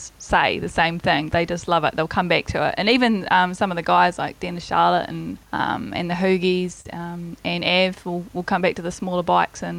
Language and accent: English; Rangiora, Canterbury, New Zealand; now in Christchurch, New Zealand; I am from Rangura, so I've always been from the South Island.